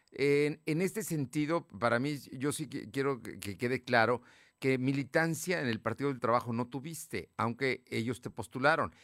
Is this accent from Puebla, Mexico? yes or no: yes; Puebla, Mexico; como poblano, como paisanos